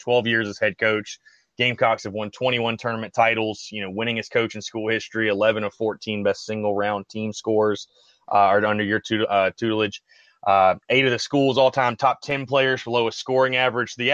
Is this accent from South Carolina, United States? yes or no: yes; North Augusta, South Carolina, United States; I'm actually from North Augusta, South Carolina